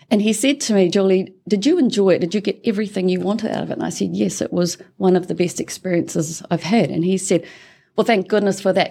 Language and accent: English; Tikawiri, Waikato, New Zealand; I am a New Zealander. I was a born and bred in Tikawiri, which is a very small town in the King Country.